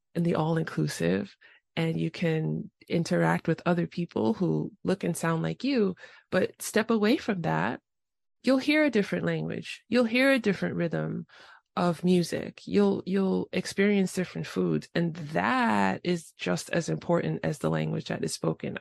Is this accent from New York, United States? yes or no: yes; New York City, New York, United States; first language English; I grew up in the Bronx